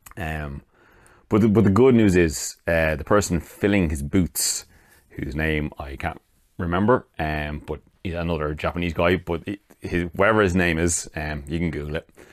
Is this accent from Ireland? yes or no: yes; Ireland; I'm Irish